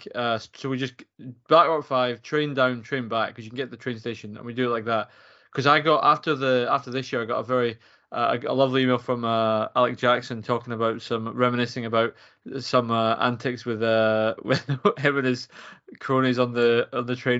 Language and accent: English; Fife, Scotland, United Kingdom; I live in Fife. I grew up in Fife, but I didn't get into athletics till I was at uni.